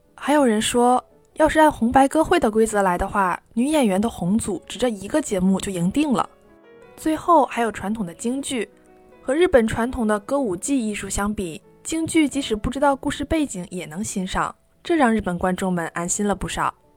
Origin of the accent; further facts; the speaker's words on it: China; now in Tokyo, Japan; 作为中国人